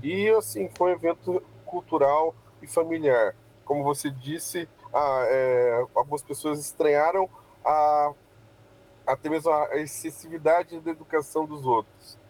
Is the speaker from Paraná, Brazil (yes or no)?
yes; Campo Mourão, Paraná, Brazil; E nós somos paranaenses, nós somos de Campo Mourão, é, nós não somos pessoas vindo de fora trazendo nada, nós somos daqui mesmo